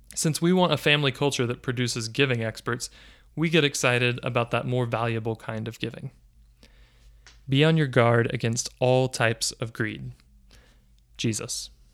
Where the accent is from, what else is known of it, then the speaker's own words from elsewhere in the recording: United States; I'm an American